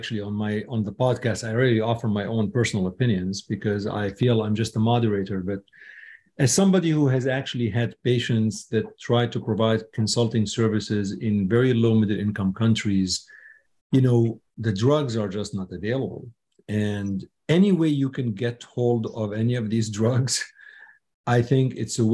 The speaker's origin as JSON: {"language": "English", "country": "Syria", "tie": "born or raised there", "moved": "yes", "said": "I was born in Syria"}